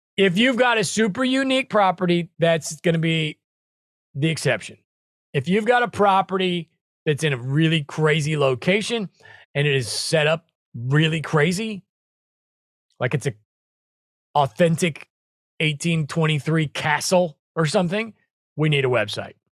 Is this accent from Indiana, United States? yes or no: no; Branson, Missouri, United States; Branson, Missouri, same thing. That's where I grew up in the Midwest.